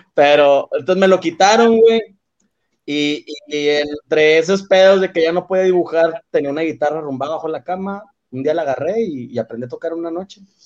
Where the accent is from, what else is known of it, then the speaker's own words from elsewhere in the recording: Monterrey, Nuevo León, Mexico; en Monterrey decimos sacas